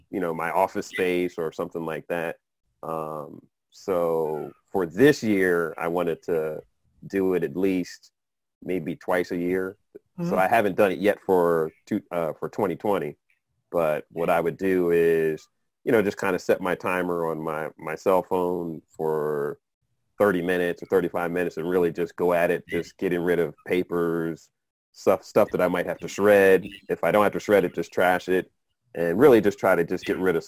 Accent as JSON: {"language": "English", "region": "New Jersey", "country": "United States", "moved": "yes", "lives_now": "South Florida, United States", "said": "I'm originally from New Jersey, but currently been living in South Florida for about 18-plus years."}